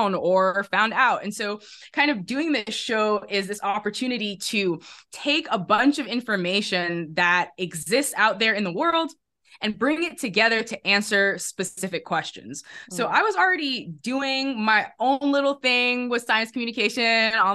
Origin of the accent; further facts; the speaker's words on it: Netherlands; moved away as an adult; also born or lived in England; I grew up in the Netherlands